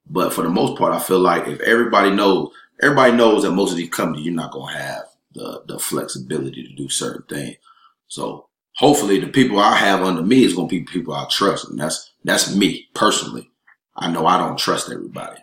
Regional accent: Raleigh, North Carolina, United States; moved away as an adult; now in Atlanta, United States; I'm originally from Raleigh, North Carolina.

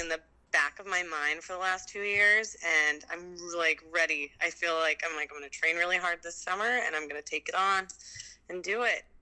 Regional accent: Delano, Minnesota, United States; moved away as an adult; also born or lived in North Bend, Washington / New Zealand; now in Pacific Northwest, United States; I grew up in a town called Delano, uh, and it's where I went to high school actually

